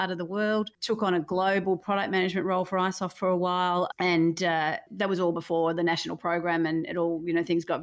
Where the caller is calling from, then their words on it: Melbourne, Victoria, Australia; I'm joining you from Melbourne in lockdown, just enjoying uh, being very close with the family.